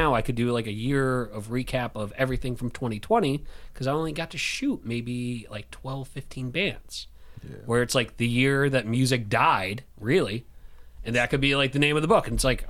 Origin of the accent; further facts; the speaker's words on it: Canada; Actually, I am Canadian.